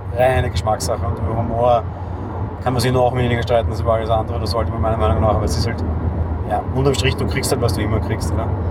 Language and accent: German; Vienna, Austria; ich bin äh, geborener Wiener und in Wien lebender Wiener